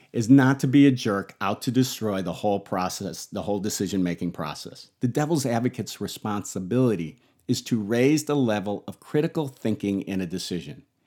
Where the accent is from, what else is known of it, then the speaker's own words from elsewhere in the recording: Buffalo, New York, United States; I grew up in Buffalo